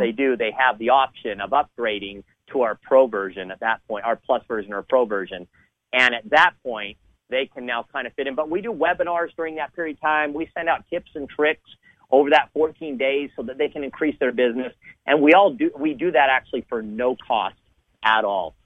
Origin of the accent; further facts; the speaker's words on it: Southern California, United States; I grew up in Southern California